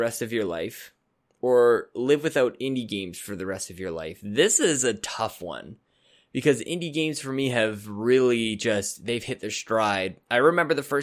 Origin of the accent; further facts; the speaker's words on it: Canada; I'm as Canadian as anybody